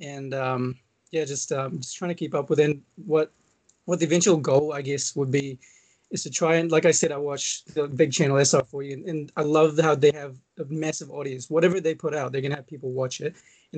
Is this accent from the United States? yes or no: no; Maldives; it was because I'm from the Maldives. If you guys don't know where that is, if you know, you know, it's small country.